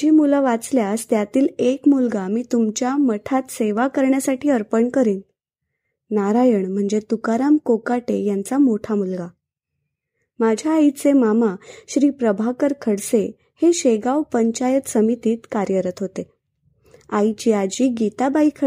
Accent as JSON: {"language": "Marathi", "town": "Nagpur", "region": "Maharashtra", "country": "India", "tie": "born or raised there", "said": "लग्नानंतर आई नागपूरला स्थिरावली आमचं लहानपण नागपूरलाच केलं नागपुरातील धरमपेठ येथील कापरे यांच्या गजानन महाराज मंदिरात आम्ही आईसोबत नियमित जात असू"}